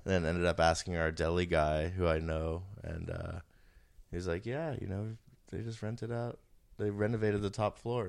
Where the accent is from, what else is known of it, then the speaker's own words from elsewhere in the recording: New York City, New York, United States; I grew up on Roosevelt Island, and my dad moved there in the mid-seventies